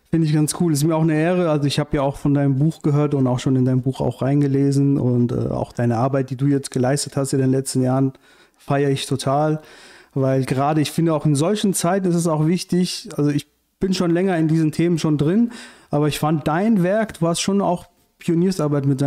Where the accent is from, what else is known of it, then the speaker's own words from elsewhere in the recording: Iran; now in Germany; Also ich komme ursprünglich aus dem Iran und ähm, bin 1990 mit meiner Mutter nach Deutschland gekommen